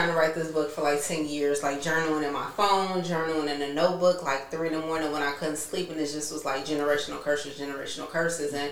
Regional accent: Chicago, Illinois, United States; chicago south side

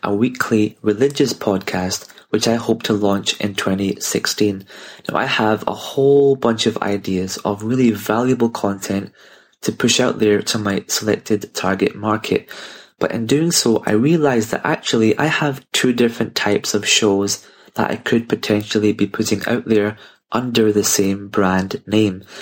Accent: Glasgow, Scotland, United Kingdom; I'm from Glasgow here in the U K

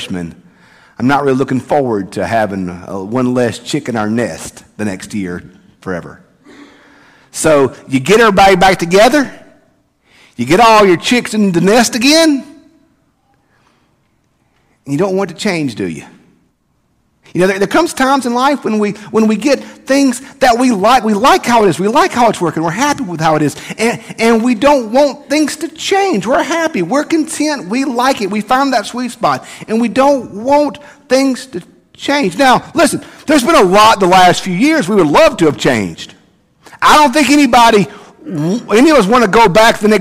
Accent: Bogue Chitto, Mississippi, United States; now in Madison, United States; I grew up in Bogachita

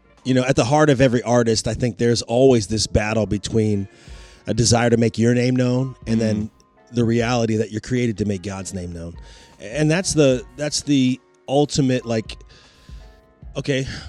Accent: Roanoke, Virginia, United States; moved away as an adult; also born or lived in Blacksburg, Virginia / Washington, D.C. area; Roanoke is my hometown

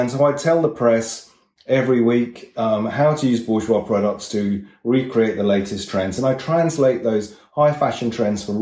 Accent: London, United Kingdom; I was brought up near Sloane Square, very close to the King's Road

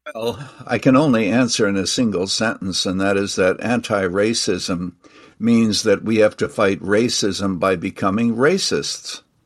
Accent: Canada; now in United States; I actually was born and raised in Canada. I'm now a naturalized citizen.

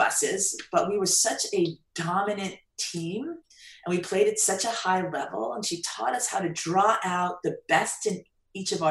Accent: Long Island, New York, United States; I grew up in Long Island.

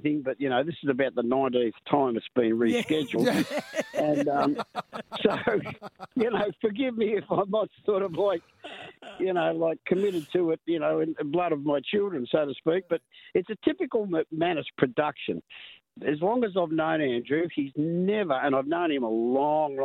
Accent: Melbourne, Victoria, Australia; also born or lived in West Coburg / Pascoe Vale; grew up the first 6 years of my life in West Coburg, and then we moved to Pasco Vale

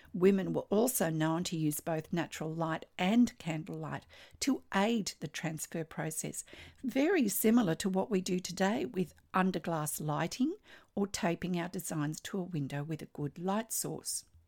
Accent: Australia; I'm an Australian textile artist

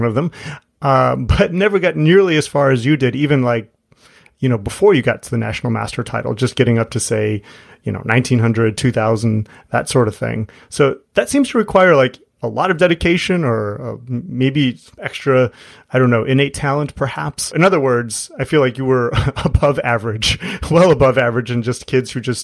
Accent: Chicago, Illinois, United States; I'm from Chicago

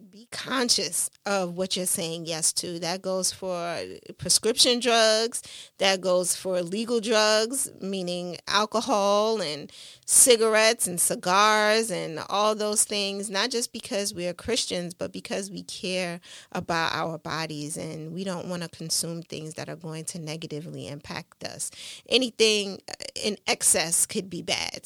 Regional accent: New York City, New York, United States; growing up in Brooklyn, New York, in East New York, and in Coney Island

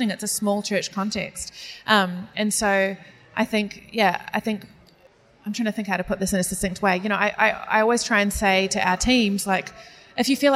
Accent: New Zealand; accent: New Zealand; me trying to pronounce names of Italian pasta in a New Zealand accent.

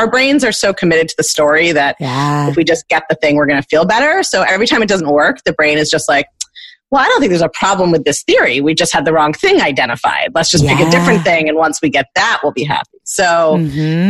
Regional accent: Baltimore, Maryland, United States; I grew up in Baltimore to New Yorker parents who were like expats

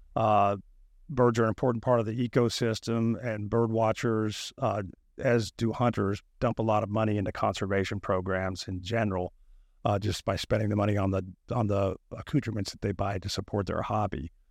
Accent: North Alabama, United States; moved away as an adult; also born or lived in Auburn, Alabama; now in Florida, United States; I grew up in North Alabama, hunting and fishing and catching snakes and critters

